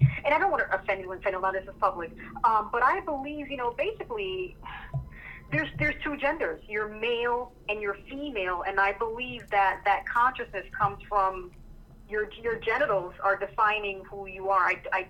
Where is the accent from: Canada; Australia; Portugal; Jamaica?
Jamaica; I'm not German. I'm Jamaican. I'm not German.